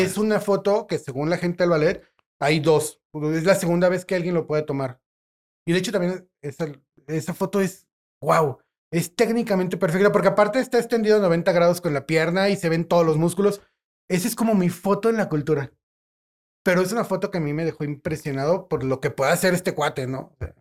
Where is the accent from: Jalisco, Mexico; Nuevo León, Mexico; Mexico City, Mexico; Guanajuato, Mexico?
Guanajuato, Mexico; León; presumo a mi León